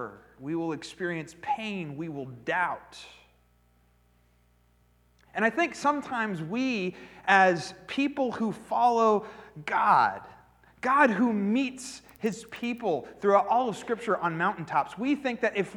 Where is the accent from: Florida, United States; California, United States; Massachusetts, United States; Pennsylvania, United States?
Pennsylvania, United States; I grew up in Pennsylvania